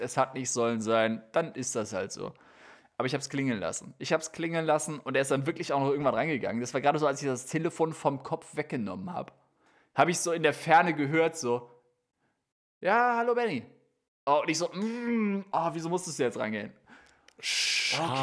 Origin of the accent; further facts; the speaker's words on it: Austria; wie wir mhm. Österreicher sagen